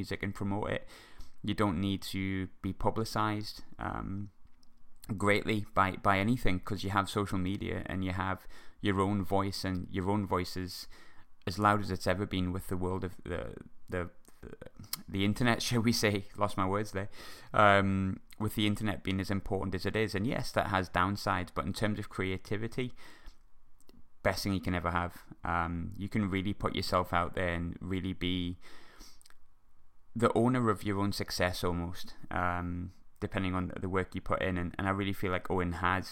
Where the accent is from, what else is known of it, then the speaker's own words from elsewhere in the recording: Sunderland, North East England, United Kingdom; my hometown of Sunderland